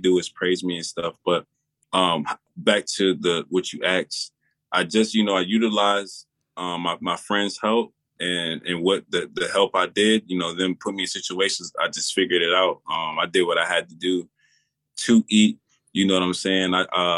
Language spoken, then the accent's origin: English; Virginia, United States; I'm from Virginia